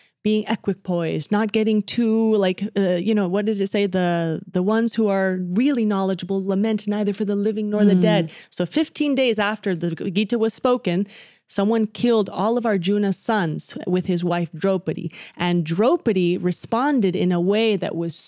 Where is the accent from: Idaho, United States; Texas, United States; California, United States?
Texas, United States; Dallas; growing up in the Dallas community